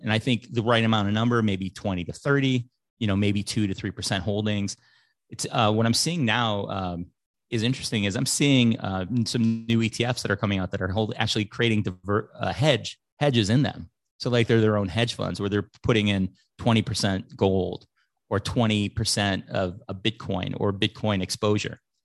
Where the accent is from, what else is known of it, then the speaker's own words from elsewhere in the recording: Chicago, Illinois, United States; growing up in Chicago